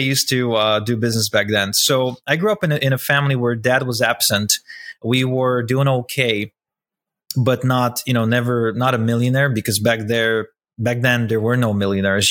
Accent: Ukraine; I grew up in Ukraine. I was born in Ukraine to a Russian couple

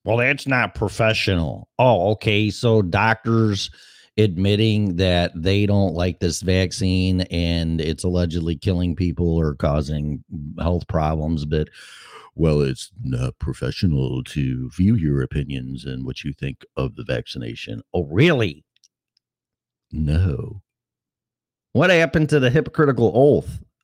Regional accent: Chicago, Illinois, United States; I'm from Chicago

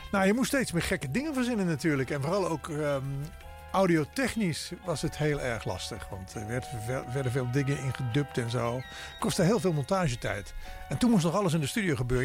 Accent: Maastricht, Limburg, Netherlands; DJ-tijd in Maastricht, waar ik vandaan kom.

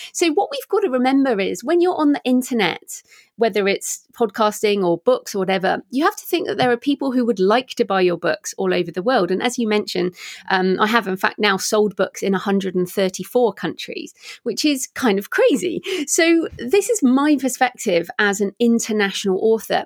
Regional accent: England, United Kingdom; moved away as an adult; also born or lived in Australia; I'm obviously English and, um, I was living in Australia at the time.

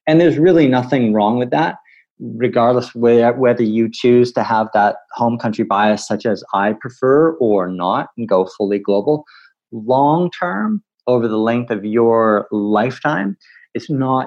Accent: Canada; as a Canadian

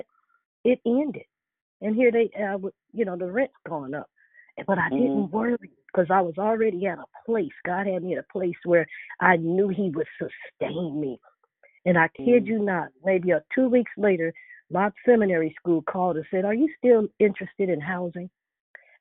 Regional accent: Chicago, Illinois, United States; moved away; I'm also from Chicago too.

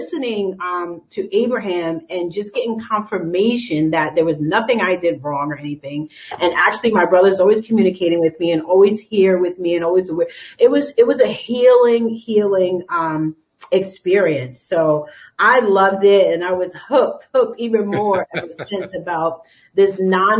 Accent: New York City, New York, United States; I'm from New York

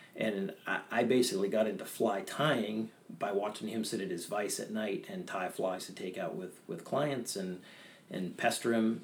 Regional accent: Bethel, Maine, United States; also born or lived in Peterborough, New Hampshire; I was raised in Bethel, Maine. I was actually born in Peterborough, Hampshire, New Hampshire, in 1976

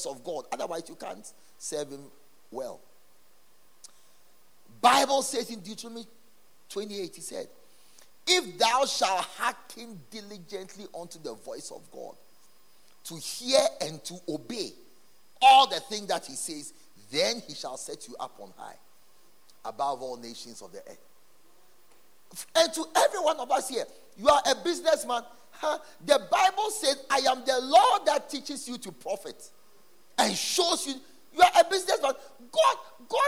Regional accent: Ghana; our country, Ghana

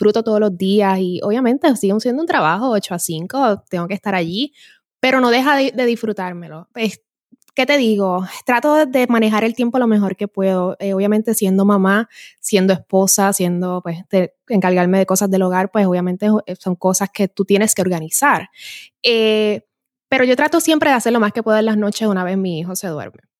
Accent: Puerto Rico; Como personas, como puertorriqueños y nos hace valorar tanto lo, que tenemos en la isla que es increíble.

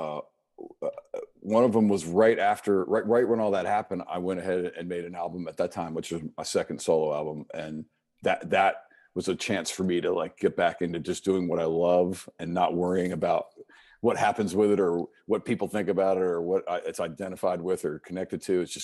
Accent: right outside Washington D.C., Maryland, United States; moved away as an adult; now in Charleston, United States; I grew up in Maryland, and right outside Washington D.C.

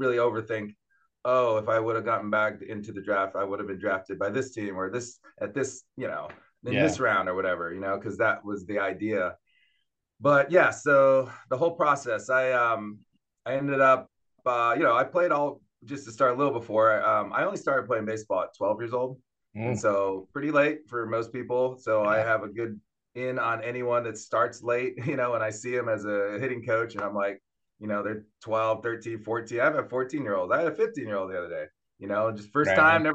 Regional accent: Santa Cruz, California, United States; now in Charlotte, United States; I grew up in the West Coast. So I grew up in California, in Santa Cruz, California

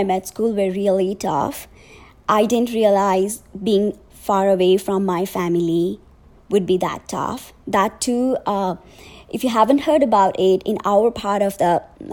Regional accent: Nepal; moved away; I'm originally from Nepal

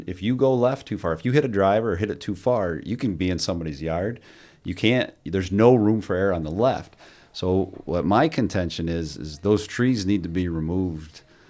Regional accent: Cliff Haven, New York, United States; So I grew up at Bluff Point. So I grew up in Cliff Haven.

